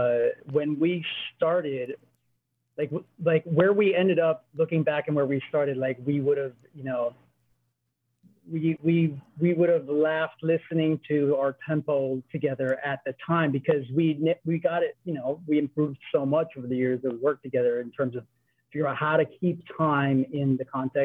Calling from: North Hollywood, California, United States; From North Hollywood.

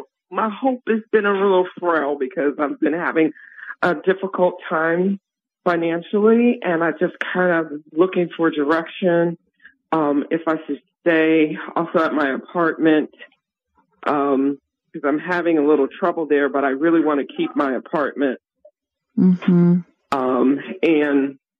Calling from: Gaithersburg, Maryland, United States; I'm calling from Gaithersburg, Maryland.

